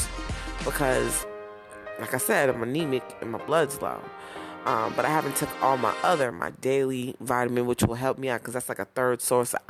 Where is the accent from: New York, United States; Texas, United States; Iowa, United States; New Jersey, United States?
New Jersey, United States; Browns Mills; moved away; also born or lived in Newark, New Jersey; I was born in Newark, but you know what I'm saying? I was raised in Browns Mills